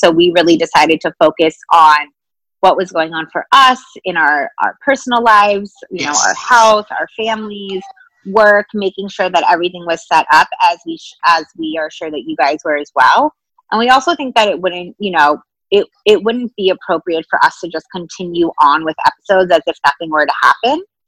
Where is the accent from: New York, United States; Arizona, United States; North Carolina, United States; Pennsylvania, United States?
New York, United States; New York City; as a New Yorker